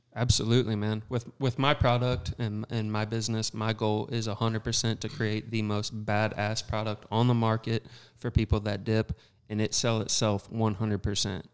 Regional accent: Southern Missouri, United States; I'm from Southern Missouri

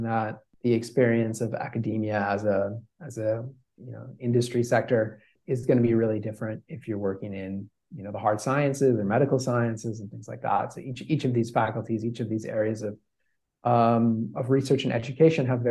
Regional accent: Minnesota, United States; moved away as an adult; now in Netherlands; I grew up in the United States, in Minnesota, and I moved to the Netherlands when I was 18 for studies

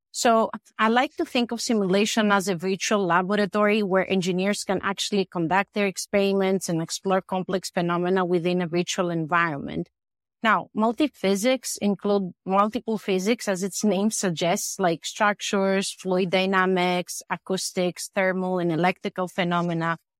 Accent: Greece; moved away as an adult; also born or lived in United States; I am originally from Greece. I came to the U S for master and P H D studies

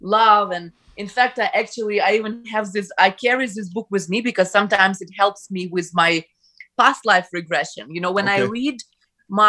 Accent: Ukraine; first language Ukrainian; English is a second language; now in Canada; I grew up in the Ukrainian-speaking environment

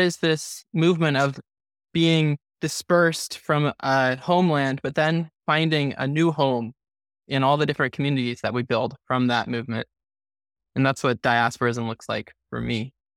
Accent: Santa Cruz, California, United States; now in Los Angeles, United States; my hometown in Santa Cruz

